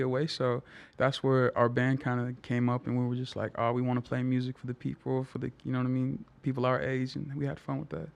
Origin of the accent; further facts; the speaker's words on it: Tonga; now in East Palo Alto, United States; I loved my life growing up in Tonga